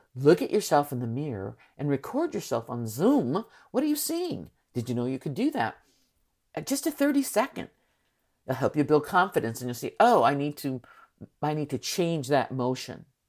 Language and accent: English; San Francisco, California, United States; I am from San Francisco